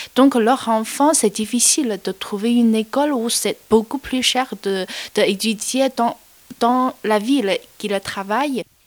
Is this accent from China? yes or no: yes; Chongqing, China; French is a second language; moved away; En fait, je viens de Chongqing. C'est une ville au sud-ouest de la Chine.